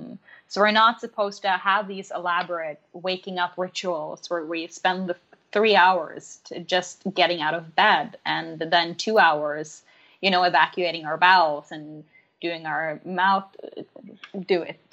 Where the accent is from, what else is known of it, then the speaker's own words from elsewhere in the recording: Norway; first language Norwegian; English is a second language; So obviously my mother tongue is Norwegian, but I teach in English.